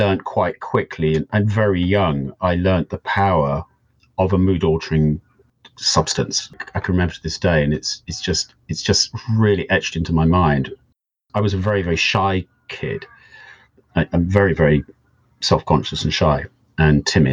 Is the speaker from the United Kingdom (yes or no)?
yes; United Kingdom; also born or lived in Devon; I am a British person currently living in the UK in the southwest of Devon.